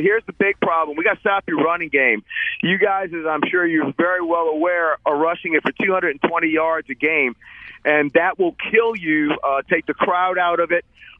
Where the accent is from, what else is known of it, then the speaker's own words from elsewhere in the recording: New Orleans, Louisiana, United States; moved away; I'm from New Orleans.